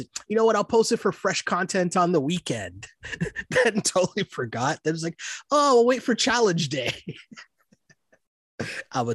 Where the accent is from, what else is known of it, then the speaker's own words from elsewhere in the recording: Canada; I'm from Canada, we play hockey